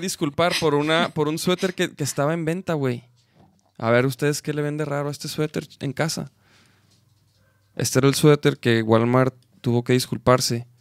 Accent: Chihuahua, Mexico; somos de Chihuahua

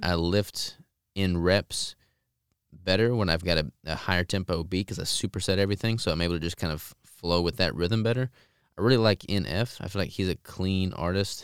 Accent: Arkansas, United States; I'm from Arkansas

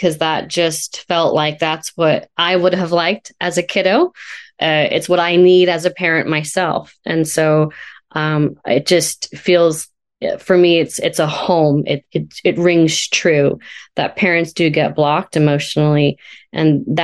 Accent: California, United States; now in Washington State, United States; I'm uh, located in Washington State. I'm a transplant from California. So shout out to Sonoma County.

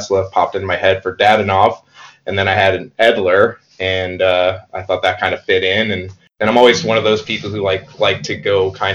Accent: St. Louis, Missouri, United States; moved away as an adult; also born or lived in New York City; now in Hudson Valley, United States; I'm from St. Louis, and I moved to New York City in 2006. And now I'm 2 hours north in the Hudson Valley

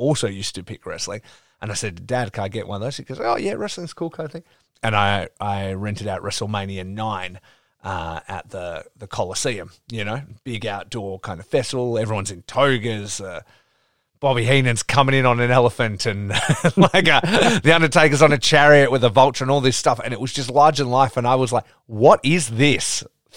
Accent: Geraldton, Western Australia, Australia; also born or lived in Perth; I grew up in Geraldton, which is 4 hours north of here

